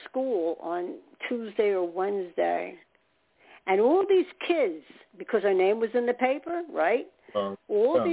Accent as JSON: {"language": "English", "region": "New York", "country": "United States", "said": "I'm from New York"}